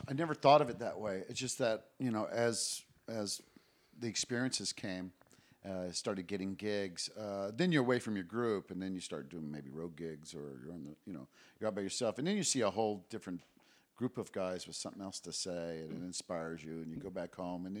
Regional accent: Japan; also born or lived in Guam; Yeah, I mean, I was raised in Japan, Guam.

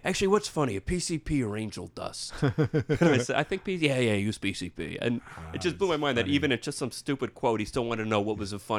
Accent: Florida, United States; moved away as an adult; I'm from Florida

